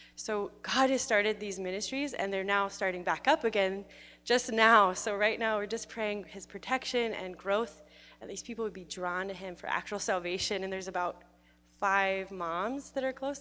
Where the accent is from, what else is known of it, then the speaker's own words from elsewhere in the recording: Webster City, Iowa, United States; I'm from Central Iowa, so um, Webster City, if anyone knows that, but kind of out in the country in the middle of nowhere.